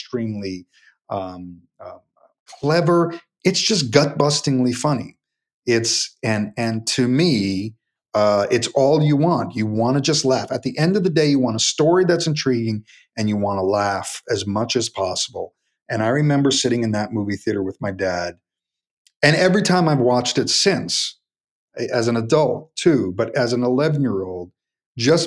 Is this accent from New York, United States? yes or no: yes; New York City, New York, United States; I grew up in Forest Hills, Queens.